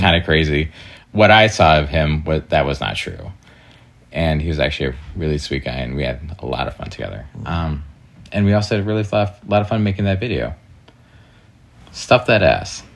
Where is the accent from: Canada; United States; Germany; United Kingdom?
United States; Door County, Wisconsin; now in Chicago, United States; I'm originally from Door County, Wisconsin